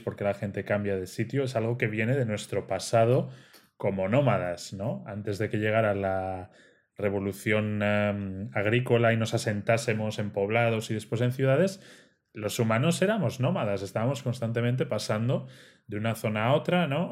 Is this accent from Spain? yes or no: yes; Spain; moved away as an adult; Los tres emigramos de España en su momento